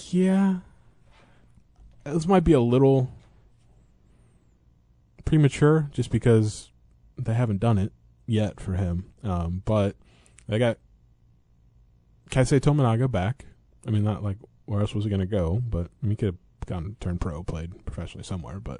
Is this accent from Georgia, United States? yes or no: no; Eureka, Illinois, United States; growing up in Eureka